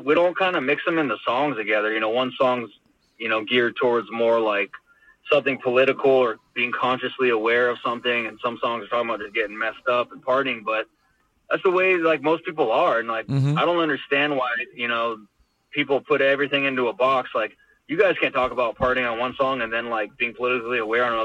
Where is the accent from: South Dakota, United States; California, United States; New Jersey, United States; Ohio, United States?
California, United States; Los Angeles; I grew up in Hollywood, and I was in West Hollywood constantly